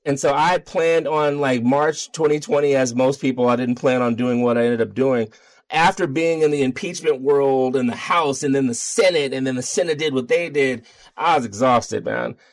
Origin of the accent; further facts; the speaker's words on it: Baltimore, Maryland, United States; moved away as an adult; now in Denver, United States; I'm from Baltimore.